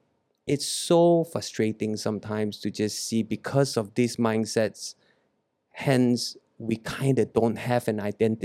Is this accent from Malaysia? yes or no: yes; Malaysia